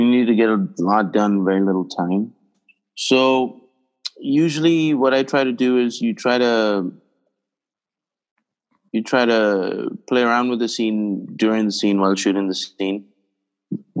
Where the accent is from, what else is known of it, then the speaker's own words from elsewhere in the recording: India; when I was growing up in India